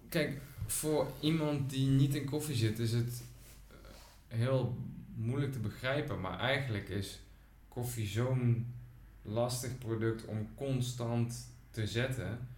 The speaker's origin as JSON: {"language": "Dutch", "town": "Groesbeek", "region": "Gelderland", "country": "Netherlands", "said": "ik kom zelf uit Groesbeek bij Nijmegen"}